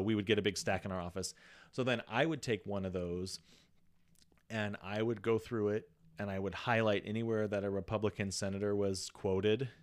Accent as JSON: {"language": "English", "town": "Walla Walla", "region": "Washington", "country": "United States", "said": "I'm this kid from Walla Walla"}